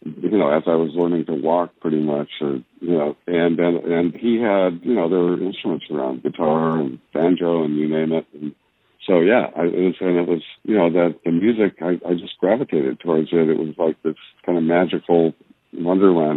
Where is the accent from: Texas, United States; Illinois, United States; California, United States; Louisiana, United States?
California, United States; I'm what you might call oil field trash from California